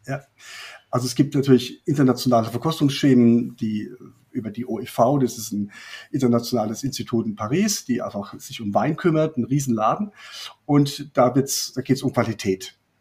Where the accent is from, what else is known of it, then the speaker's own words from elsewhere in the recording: Rhineland-Palatinate, Germany; Ich komme aus, äh, aus der Pfalz